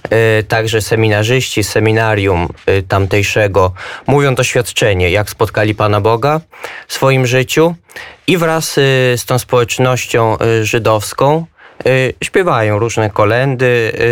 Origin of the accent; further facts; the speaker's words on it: Pruszków, Masovian Voivodeship, Poland; also born or lived in Israel; jestem z Pruszkowa pod Warszawą, mam 24 lata.